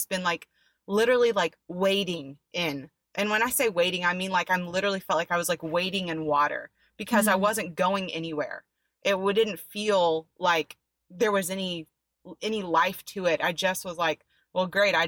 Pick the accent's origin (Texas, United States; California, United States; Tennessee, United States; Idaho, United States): Texas, United States; Dallas-Fort Worth area; also born or lived in Florida; I was born in Florida, raised in a Dallas-Fort Worth area.